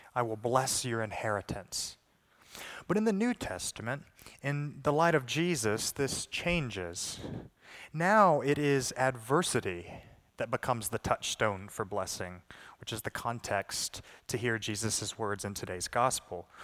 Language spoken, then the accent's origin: English; the South, United States; I'm from the South